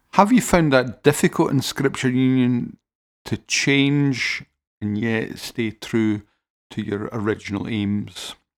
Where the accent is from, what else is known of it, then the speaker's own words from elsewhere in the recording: Paisley, Scotland, United Kingdom; I'm from Paisley